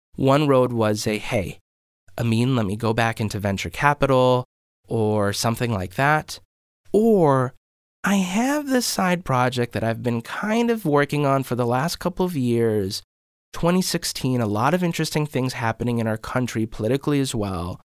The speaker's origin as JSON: {"language": "English", "town": "Maple Grove", "region": "Minnesota", "country": "United States", "tie": "born or raised there", "said": "I grew up in Maple Grove"}